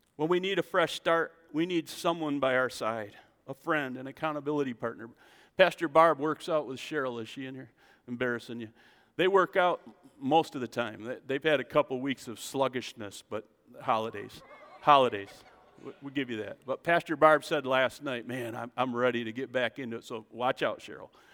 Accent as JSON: {"language": "English", "country": "United States", "said": "I'm an American"}